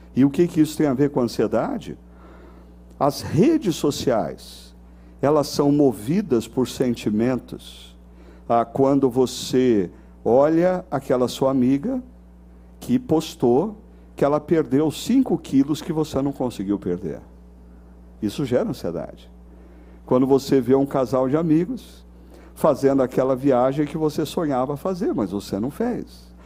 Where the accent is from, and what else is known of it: Brazil